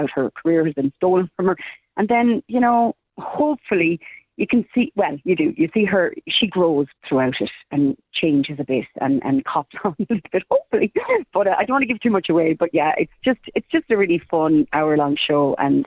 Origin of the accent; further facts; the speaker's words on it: Ireland; we're from Ireland